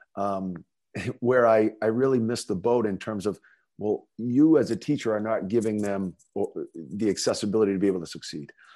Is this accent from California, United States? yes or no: no; North Andover, Massachusetts, United States; growing up in North Andover, um, you know, obviously a community that's near and dear to my heart